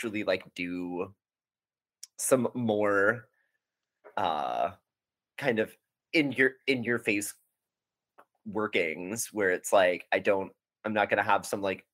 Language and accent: English; Texas, United States; we're from Texas